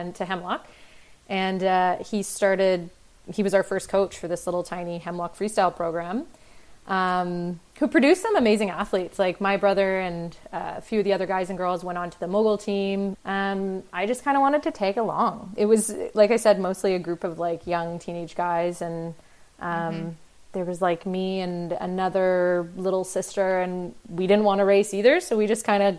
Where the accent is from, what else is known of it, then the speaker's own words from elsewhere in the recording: Delta, British Columbia, Canada; also born or lived in Ontario; A little suburb of Vancouver called Delta, which is a nice little place